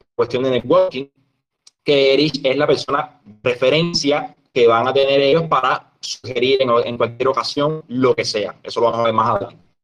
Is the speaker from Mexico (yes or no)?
no; Cuba; un emprendedor cubano que desde el año 2015 decidió no trabajar más en el Estado